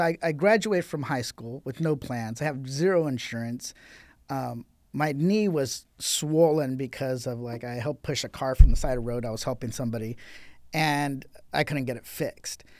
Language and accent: English; Riverside, California, United States; I grew up in Riverside